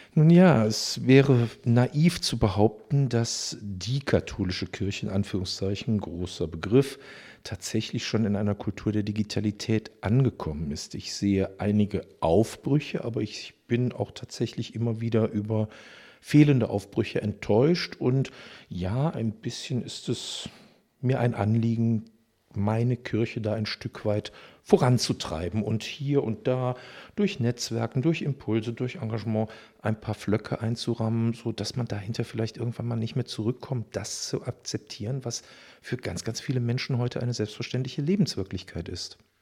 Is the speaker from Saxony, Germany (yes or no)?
no; Düsseldorf, North Rhine-Westphalia, Germany; ich bin tatsächlich in Düsseldorf geboren in den 60er Jahren